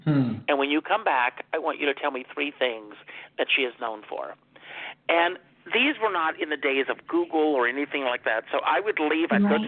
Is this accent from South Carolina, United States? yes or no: yes; South Carolina, United States; I had a great mentor when I was growing up in South Carolina.